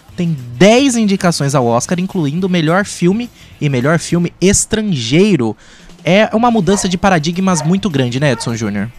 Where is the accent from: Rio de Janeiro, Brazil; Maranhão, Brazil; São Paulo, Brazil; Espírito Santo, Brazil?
São Paulo, Brazil; interior of São Paulo state, Brazil; somos do interior do estado de São Paulo, numa cidade que não tem cinema